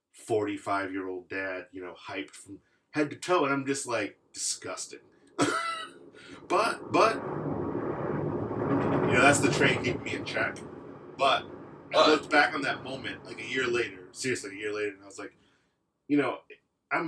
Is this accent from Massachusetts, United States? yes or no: no; West Michigan, United States; I'm from West Michigan